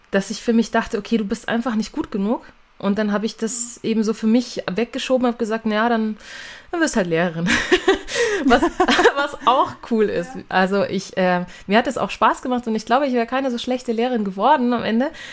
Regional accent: Nuremberg, Bavaria, Germany; first language German; bin aus Nürnberg

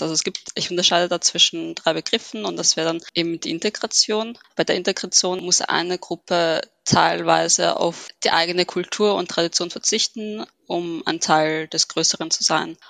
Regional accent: Vienna, Austria; ich bin gebürtige Wienerin, habe Wurzeln in Ägypten

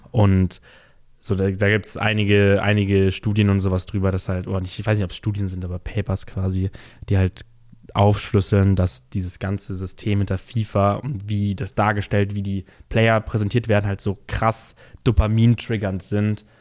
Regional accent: Bavaria, Germany; bei uns in Bayern

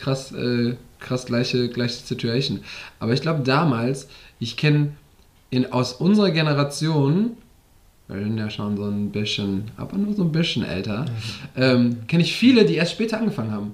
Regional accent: Westerwald, Rhineland-Palatinate, Germany; moved away; da habe ich noch im Westerwald gewohnt, da wo ich herkomme, Rheinland-Pfalz.

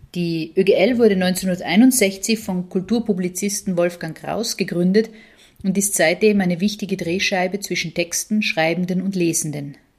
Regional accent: Italy; als Italienerin

